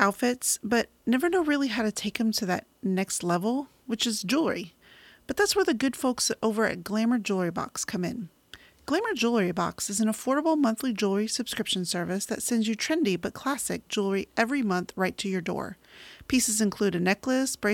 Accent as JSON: {"language": "English", "town": "San Antonio", "region": "Texas", "country": "United States", "tie": "born or raised there", "said": "I grew up in San Antonio, Texas."}